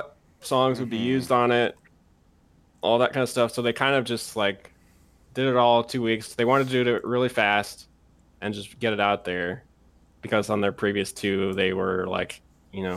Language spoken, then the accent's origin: English; United States; as an American